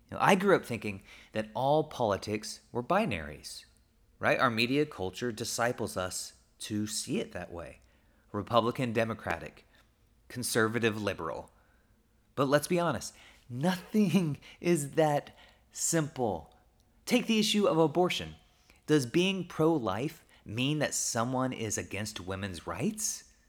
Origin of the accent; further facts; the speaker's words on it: Oklahoma, United States; I grew up in Oklahoma